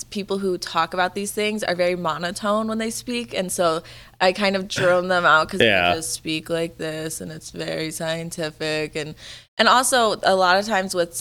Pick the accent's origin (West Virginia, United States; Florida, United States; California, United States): Florida, United States; now in Colorado, United States; I'm from Florida. Like I grew up going to the beach